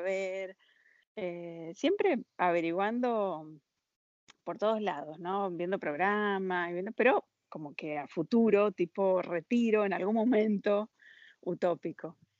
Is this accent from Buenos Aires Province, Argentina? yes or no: no; San Juan, Argentina; moved away as an adult; also born or lived in Miami, United States; now in France; nací en Argentina, San Juan.